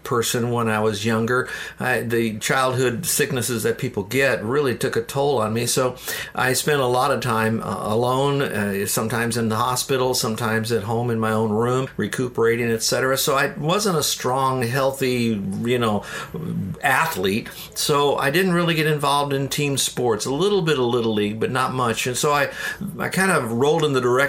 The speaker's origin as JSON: {"language": "English", "town": "Downers Grove", "region": "Illinois", "country": "United States", "tie": "born or raised there", "also_born_or_lived": "Florida", "moved": "yes", "said": "I was born in Chicago, a suburb of Chicago called Downers Grove, which is near Wheaton."}